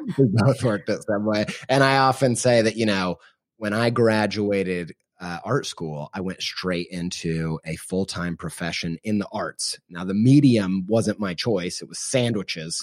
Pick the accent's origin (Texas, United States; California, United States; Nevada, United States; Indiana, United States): Indiana, United States; Columbus; moved away as an adult; now in Columbus, Ohio, United States; stay in Columbus, Indiana, which is where, uh, I went to high school, and I was born in Southern Indiana